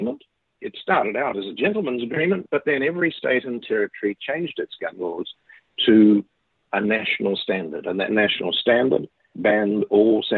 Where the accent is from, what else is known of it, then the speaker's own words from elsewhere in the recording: New Zealand; I am a New Zealander